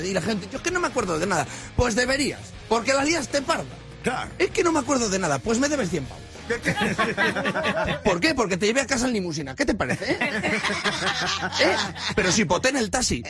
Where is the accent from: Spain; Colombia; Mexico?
Spain; Yo soy español